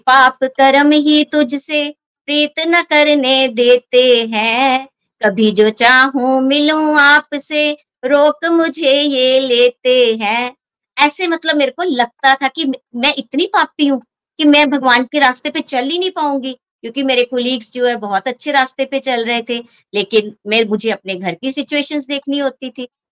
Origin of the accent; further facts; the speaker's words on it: Hoshiarpur, Punjab, India; moved away as an adult; now in Pathankot, India; पठानकोट से बेसिकली मैं होशियारपुर से हूँ 93 में मेरी शादी पठानकोट में हुई